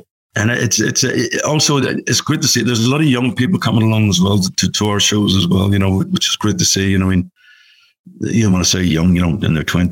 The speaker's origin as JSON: {"language": "English", "town": "Belfast", "region": "Northern Ireland", "country": "United Kingdom", "tie": "born or raised there", "moved": "yes", "said": "we played Belfast, obviously my hometown"}